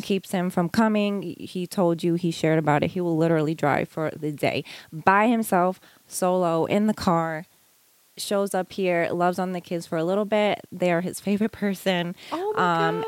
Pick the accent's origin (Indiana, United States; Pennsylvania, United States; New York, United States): New York, United States; Long Island; moved away as an adult; also born or lived in Hawaii / Florida; now in North Carolina, United States; I was born and raised in New York and okay. Long Island also, and I lived there all the way up until I was uh, nineteen